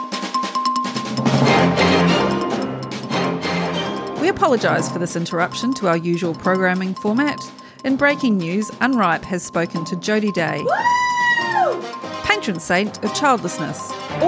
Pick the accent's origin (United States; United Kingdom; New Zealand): New Zealand; now in Australia; I'm a Kiwi